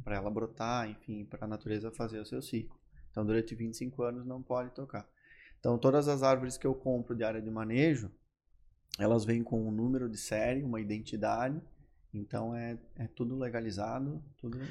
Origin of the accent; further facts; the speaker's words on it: Carlos Barbosa, Rio Grande do Sul, Brazil; accent: gaúcho do interior; moved away as an adult; now in Florianópolis, Brazil; Sou natural de Carlos Barbosa, estou aqui em Floripa faz um ano e meio